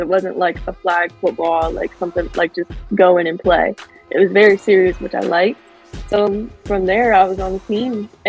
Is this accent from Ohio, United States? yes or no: yes; Southern Ohio, United States; I'm originally from Southern Ohio, real down south.